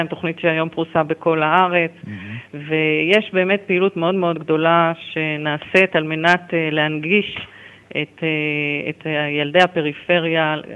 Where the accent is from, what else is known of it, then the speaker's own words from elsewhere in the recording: Beersheba, Southern District, Israel; born there; כן, נולדתי בבאר שבע.